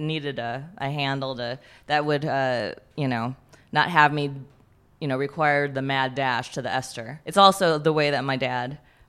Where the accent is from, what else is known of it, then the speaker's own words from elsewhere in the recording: Wisconsin, United States; now in Los Angeles, United States; and I was born and raised in Wisconsin.